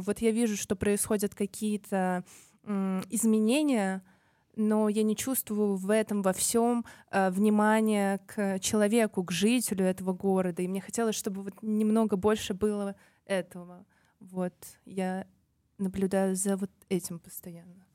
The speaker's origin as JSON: {"language": "Russian", "region": "Tashkent", "country": "Uzbekistan", "tie": "born or raised there", "said": "для меня быть жителем Ташкента, Узбекистана, а, это быть, это родиться в своей семье"}